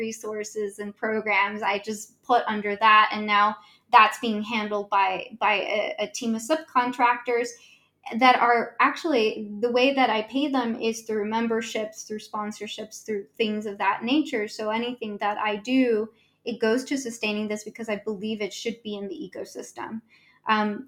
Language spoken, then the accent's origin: English; Los Angeles, California, United States; growing up in South Central